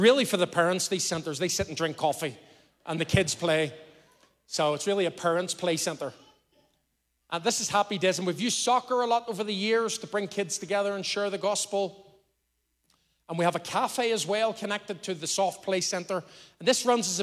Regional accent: Belfast, Northern Ireland, United Kingdom; now in Lisburn, United Kingdom; I was brought up in Belfast, and I'm a Belfast boy

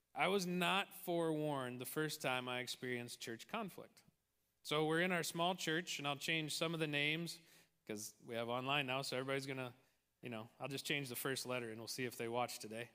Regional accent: Tolstoy, Midwest, United States; the small town that I grew up

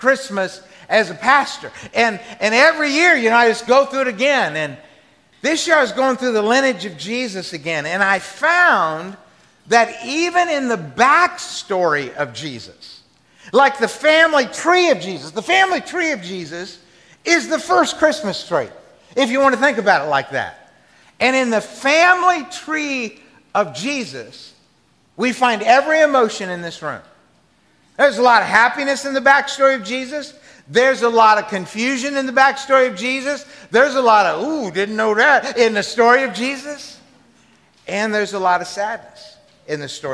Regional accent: the South, United States; I grew up in the South

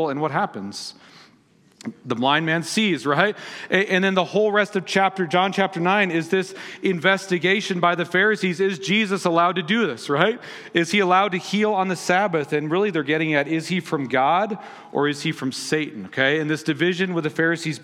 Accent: Las Vegas, Nevada, United States; moved away; they're playing in my hometown

